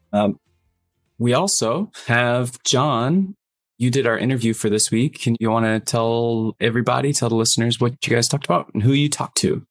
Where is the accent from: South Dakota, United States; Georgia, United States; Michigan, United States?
Michigan, United States; small town in Michigan near Flint, United States; I grew up in a smaller town in Michigan. We were only like 15 miles from Flint